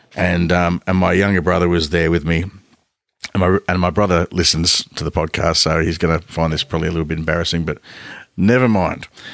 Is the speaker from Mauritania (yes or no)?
no; Ballarat, Victoria, Australia; we grew up in Ballarat